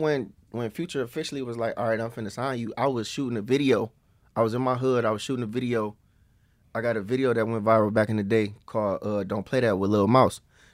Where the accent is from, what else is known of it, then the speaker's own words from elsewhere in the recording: East Cleveland, Ohio, United States; East Cleveland, Ohio.